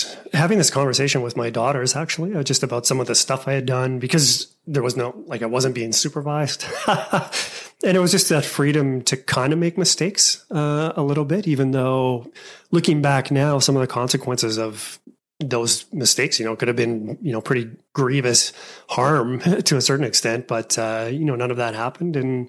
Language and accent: English; Alberta, Canada; my family always settled, always lived in Alberta. And it's a very, all the names in my hometown, or the home area where we're at, the farming community, is very Germanic.